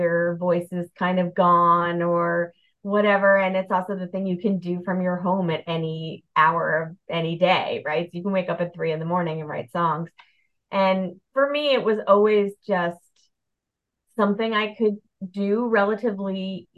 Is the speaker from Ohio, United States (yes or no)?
no; Bethesda, Maryland, United States; moved away as an adult; also born or lived in Brooklyn, New York; now in Delaware, United States; I grew up in Bethesda, Maryland, outside of Washington, D.C.